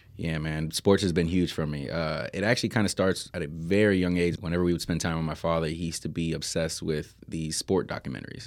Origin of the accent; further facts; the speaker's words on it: Miami, Florida, United States; I'm from Miami